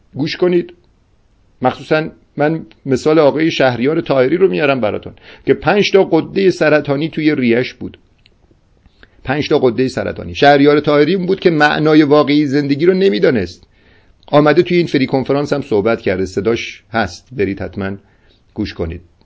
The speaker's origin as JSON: {"language": "Persian", "country": "Iran", "said": "ما افتخار اینو داریم که با زبان فارسی اشعار سعدی اشعار حافظ و اشعار مولوی را درک میکنیم"}